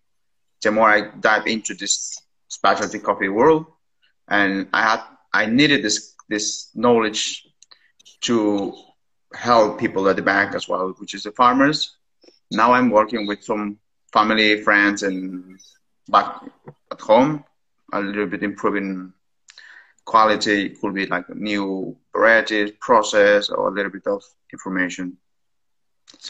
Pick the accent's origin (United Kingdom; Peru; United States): Peru; English is a second language; moved away as an adult; now in Vienna, Austria; I'm originally from Peru